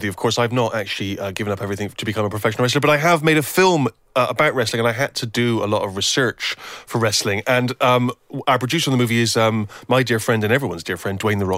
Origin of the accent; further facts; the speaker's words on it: England, United Kingdom; and I think I thought, well, what is what am I? I'm an English writer